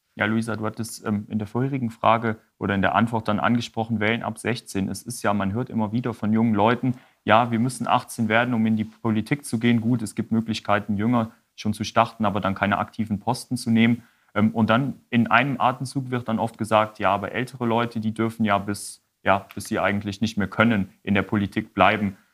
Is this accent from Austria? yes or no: no; Wallonia, Belgium; raus aus unserer kleinen DG oder dem kleinen Ostbelgien